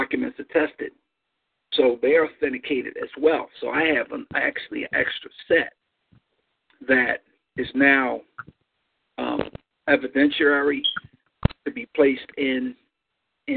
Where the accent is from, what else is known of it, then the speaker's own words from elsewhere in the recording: Pennsylvania, United States; I was born in Pennsylvania